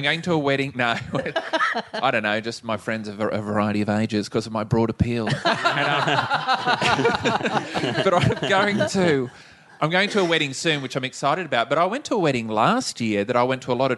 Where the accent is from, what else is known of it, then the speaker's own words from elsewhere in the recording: Tambar Springs, New South Wales, Australia; now in Romsey, Australia; I grew up in just outside of Tambar Springs, which is near Gunnedah